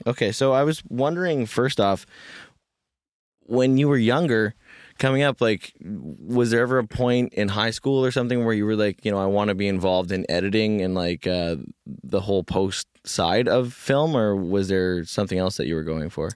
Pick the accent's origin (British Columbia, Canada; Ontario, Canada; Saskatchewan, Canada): British Columbia, Canada; Kamloops; now in Vancouver, Canada; growing up in Kamloops